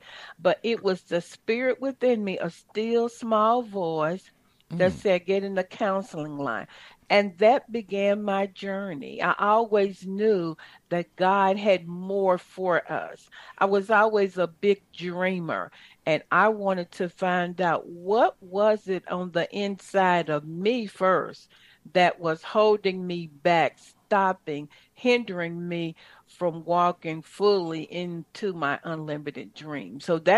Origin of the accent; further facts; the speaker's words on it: Chattanooga, Tennessee, United States; I'm from Chattanooga, Tennessee, a little country girl.